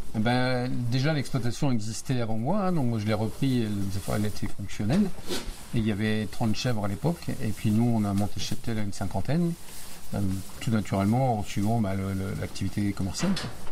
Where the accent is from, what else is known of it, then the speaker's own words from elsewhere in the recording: Vitry-le-François, Grand Est, France; also born or lived in Reims; je suis un gars du coin, oui, je suis né à Reims, j'ai grandi à Vitry-le-François